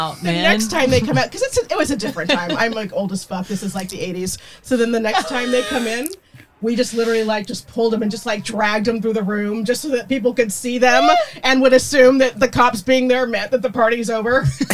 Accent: Pasadena, California, United States; I grew up in Pasadena.

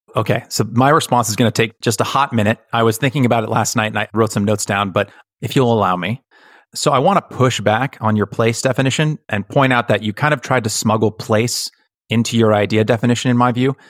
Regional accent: United States; I am American

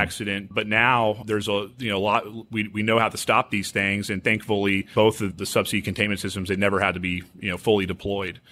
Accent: Houston, Texas, United States; I grew up here in Houston.

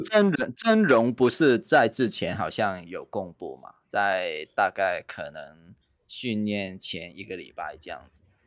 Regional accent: Hong Kong; now in Taiwan; 我的故乡，就在香港啊

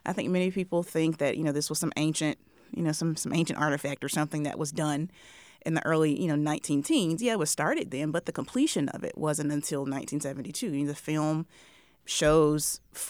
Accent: Mississippi, United States; I am a Southerner, born and raised Mississippian.

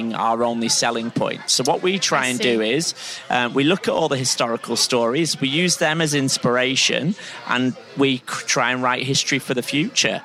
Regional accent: the Pennines, England, United Kingdom; accent: northern (Pennines); the Pennines, the backbone of Britain, as my accent gives away

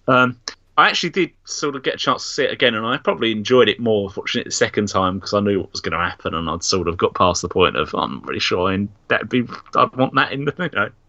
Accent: Nigeria; I'm actually Nigerian

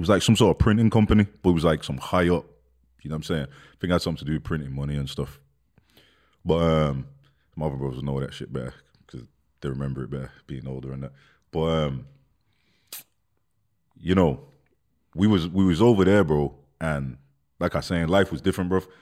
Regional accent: London, United Kingdom; born there; I'm born born in London. So I, I, remember I remember living in London for a little bit when I was a kid, like I was small, bro.

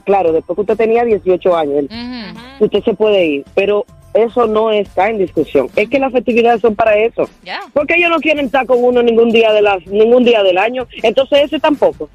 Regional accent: Dominican Republic; moved away; yo soy dominicana y yo conocí Thanksgiving después que vivo aquí

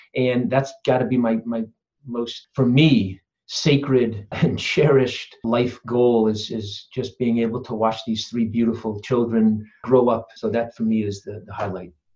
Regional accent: Simsbury, Connecticut, United States; also born or lived in Phoenix, Arizona / Saratoga Springs, New York; I grew up in Connecticut, actually, where I am right now. So, this is pretty cool. Simsbury, Connecticut

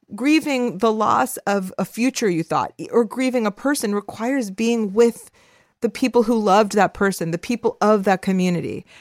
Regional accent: Los Angeles, California, United States; I am a Salvadoran Jewish Angelino

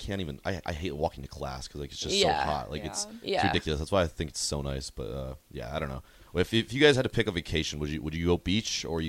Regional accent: North Dakota, United States; I'm from North Dakota, like the northern part of North Dakota, so I mean, it gets frigid there sometimes

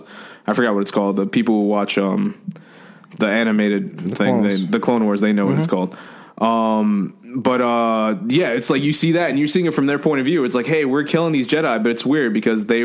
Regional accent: United States; I'm American, Puerto Rican, Dominican.

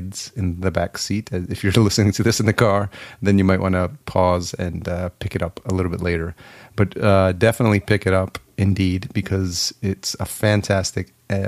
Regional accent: New York, United States; moved away as an adult; now in Los Angeles, United States; I'm from New York, and I just moved to LA like 4 months

